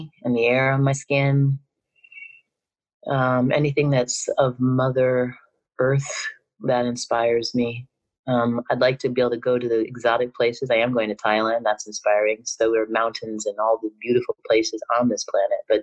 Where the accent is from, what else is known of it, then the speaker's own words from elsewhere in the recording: New York, United States; I'm from New York